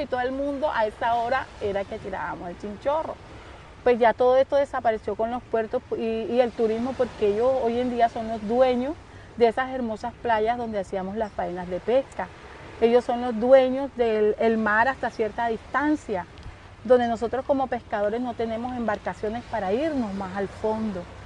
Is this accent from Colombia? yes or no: yes; Don Jaca, Magdalena, Colombia; soy nativa de Don Jaca, 50 años viviendo aquí en esta hermosa comunidad